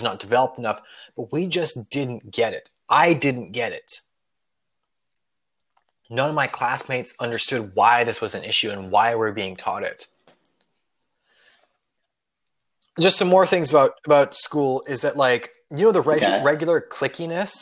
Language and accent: English; Colorado, United States; my home state of Colorado